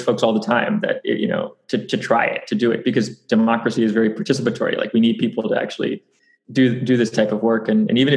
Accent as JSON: {"language": "English", "town": "Houston", "region": "Texas", "country": "United States", "tie": "born or raised there", "said": "I grew up in Houston, Texas, down in the Clear Lake area, kind of where NASA is"}